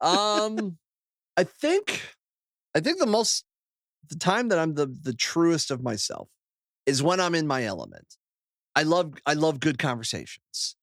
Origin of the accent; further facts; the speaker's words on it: Akron, Ohio, United States; moved away as an adult; now in Toledo, United States; I moved from my hometown of Akron to, uh, Toledo, Ohio